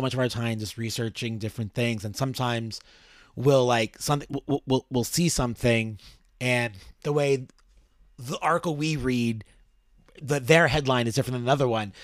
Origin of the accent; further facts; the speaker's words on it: New York City, New York, United States; as a New Yorker